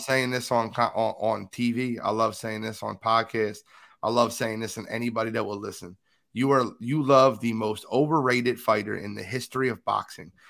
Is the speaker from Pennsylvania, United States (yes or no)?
yes; Philadelphia, Pennsylvania, United States; I'm from Philly